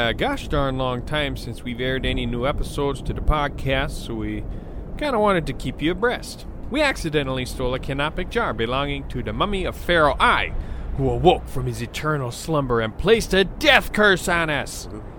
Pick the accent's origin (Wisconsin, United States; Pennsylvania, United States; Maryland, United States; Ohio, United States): Wisconsin, United States